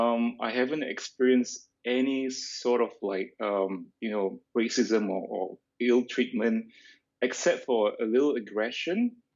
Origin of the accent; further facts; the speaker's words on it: Singapore; moved away as an adult; also born or lived in Australia / Sydney, Australia / Bali / Bangkok; now in Lisbon, Portugal; I'm part Malay and part Chinese, in case you're wondering. I was born and raised in Singapore, then I moved out of Singapore in 2015. And since then, I've been living in Australia, but also I was based in other places around the world